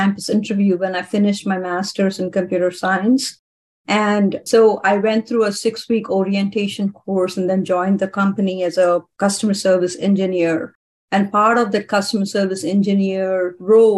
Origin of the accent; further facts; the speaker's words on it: India; moved away; Growing up in India